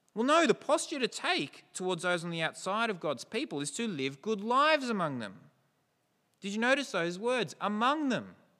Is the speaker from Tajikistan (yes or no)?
no; New South Welshman, New South Wales, Australia; We don't predominantly see ourselves as Australian, as New South Welshman